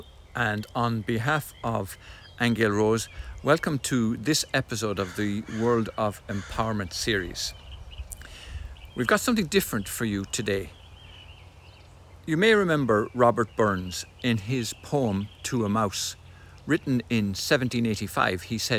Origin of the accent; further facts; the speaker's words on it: Ireland; accent: Irish; moved away; also born or lived in Egypt; I come from Ireland. You've got me with the Irish accent going to Egypt where I lived for about 6 years also.